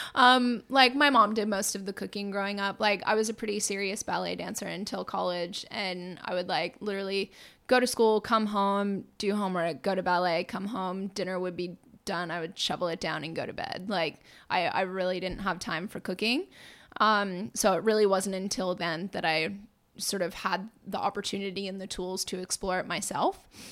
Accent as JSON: {"language": "English", "town": "Lincoln", "region": "Massachusetts", "country": "United States", "tie": "born or raised there", "also_born_or_lived": "Melbourne, Australia", "said": "I grew up in Lincoln, Massachusetts"}